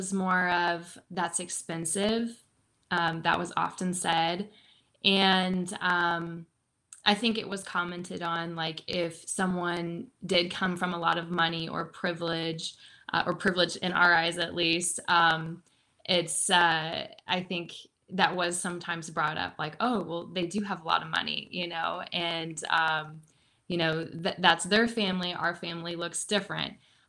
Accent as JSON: {"language": "English", "region": "Midwest", "country": "United States", "tie": "born or raised there", "said": "I grew up in the Midwest, and, you know, it never felt like we were like in poverty or anything like that."}